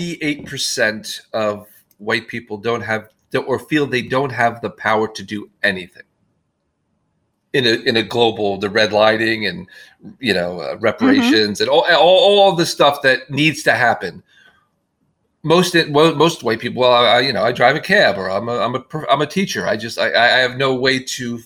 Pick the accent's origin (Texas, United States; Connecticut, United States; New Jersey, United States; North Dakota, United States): New Jersey, United States; my hometown in New Jersey